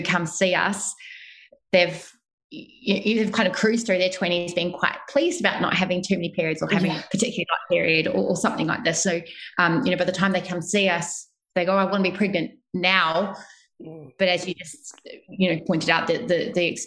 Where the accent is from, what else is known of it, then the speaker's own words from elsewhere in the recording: New Zealand; moved away as an adult; also born or lived in Melbourne, Australia; now in Sydney, Australia; I am originally from New Zealand